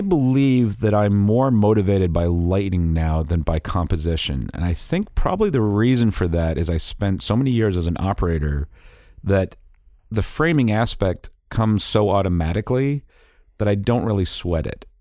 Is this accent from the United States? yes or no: yes; Boston, Massachusetts, United States; also born or lived in England / Brookline, Massachusetts; growing up in Boston